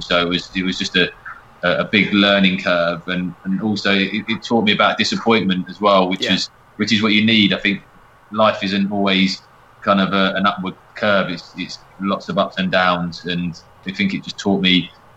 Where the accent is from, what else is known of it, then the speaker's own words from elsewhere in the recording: Watford, East of England, United Kingdom; I was born in Watford and my granddad and nan live in St Albans